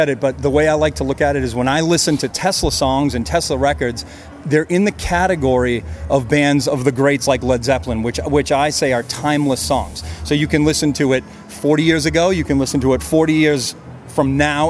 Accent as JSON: {"language": "English", "town": "Boston", "region": "Massachusetts", "country": "United States", "said": "we're from New England, right? Yeah. We're from Boston."}